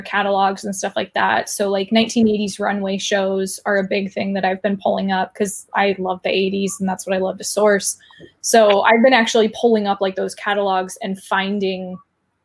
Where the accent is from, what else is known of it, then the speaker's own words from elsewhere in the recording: Las Vegas, Nevada, United States; I'm from Vegas